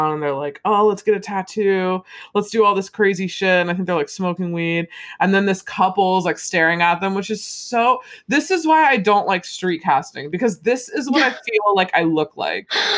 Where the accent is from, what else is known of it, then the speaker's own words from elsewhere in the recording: United States; I'm American